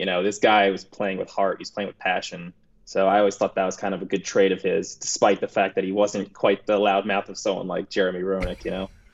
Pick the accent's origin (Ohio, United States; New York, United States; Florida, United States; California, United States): New York, United States; growing up in New York